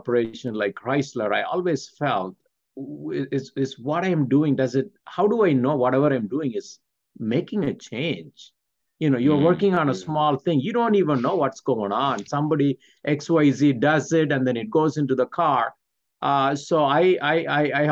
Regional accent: Michigan, United States; I'm from Michigan

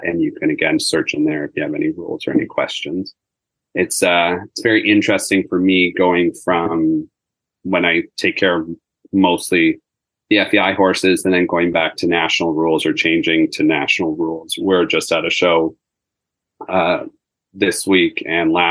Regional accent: Markham, Ontario, Canada; I grew up in Markham

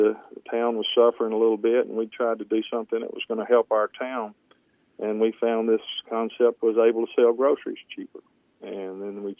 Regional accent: Holly Springs, Mississippi, United States; also born or lived in Starkville, Mississippi; And we in 1963, he bought the Big Star here in Holly Springs. And so we moved to Holly Springs and started school here, went to the elementary school, grew up.

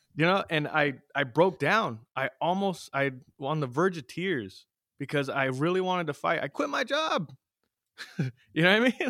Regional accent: San Jose, California, United States; moved away as an adult; now in Los Banos, United States; I grew up in San Jose

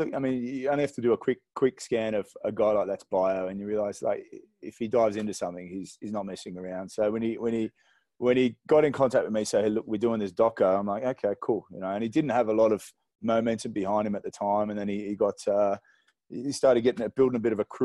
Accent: Australia; now in Zimbabwe; I'm an Aussie, but this is home for me now

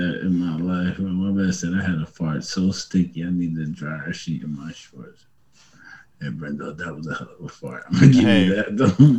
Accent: East Coast, United States; I'm from the East Coast

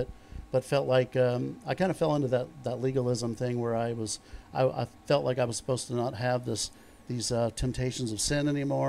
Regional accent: Connersville, Indiana, United States; also born or lived in Rushville, Indiana; I was born in Rushville, Indiana, but I grew up in Connersville.

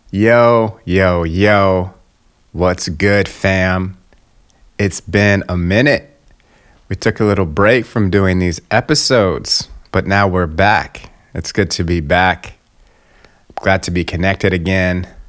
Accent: Atlanta, Georgia, United States; I'm from Atlanta, Georgia, right, which is in the South in the United States

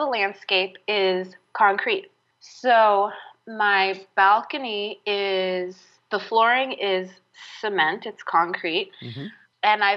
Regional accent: San Francisco, California, United States; moved away; I grew up in the city. I grew up in San Francisco, where we didn't have any garden space.

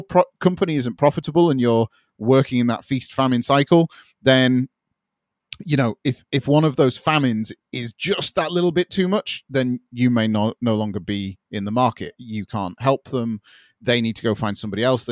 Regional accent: United Kingdom; I'm British.

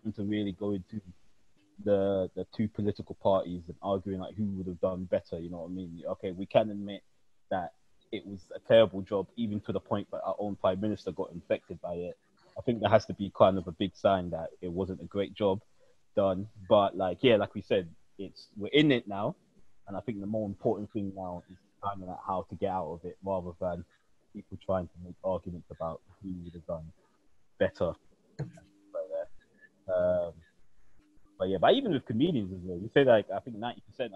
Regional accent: London, United Kingdom; me as a Londoner

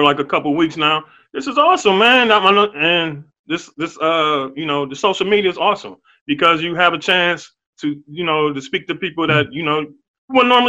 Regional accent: Ohio, United States; when I grew up in Ohio, like, I didn't have a lot of resources

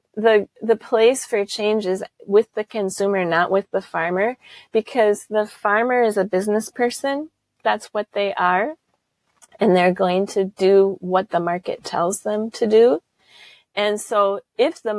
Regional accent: United States; accent: American; moved away as an adult; now in Lake District, United Kingdom; my American accent

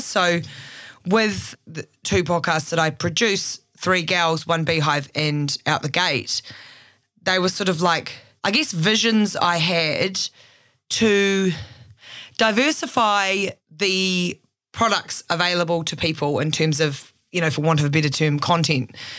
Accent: Christchurch, Canterbury, New Zealand; also born or lived in Auckland; now in Christchurch, New Zealand; I grew up in Christchurch, moved to Auckland once I finished journalism at the University of Canterbury.

